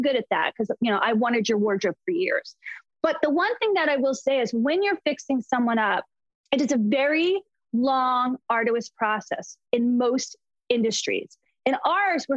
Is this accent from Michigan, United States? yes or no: no; Short Hills, New Jersey, United States; also born or lived in California / Florida; now in Los Angeles, United States; I grew up in Short Hills, New Jersey, which is like Beverly Hills of the East Coast.